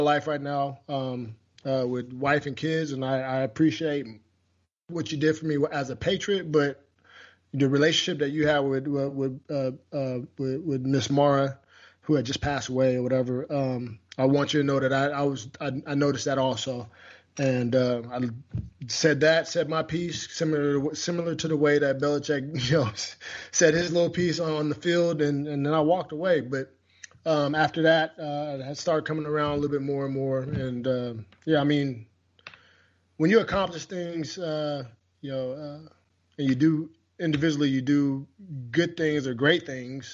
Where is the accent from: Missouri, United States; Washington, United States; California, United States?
Washington, United States; moved away; my home state of Washington